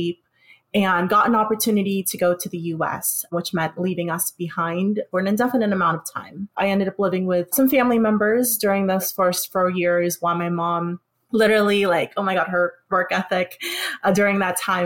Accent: California, United States; also born or lived in Philippines; I grew up in California

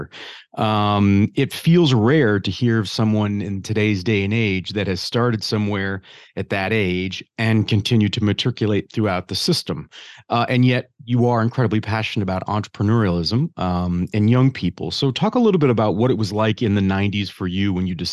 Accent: Detroit, Michigan, United States; I grew up in the Detroit area

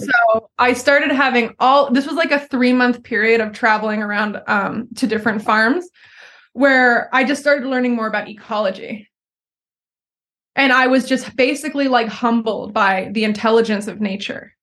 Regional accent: Philadelphia, Pennsylvania, United States; moved away as an adult; also born or lived in Southern California / Sweden; I grew up outside of Philadelphia in like a suburb right outside the city

